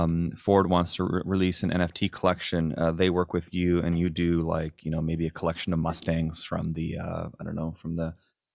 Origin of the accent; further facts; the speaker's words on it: Chilliwack, British Columbia, Canada; No, absolutely there is. I am from Chilliwack.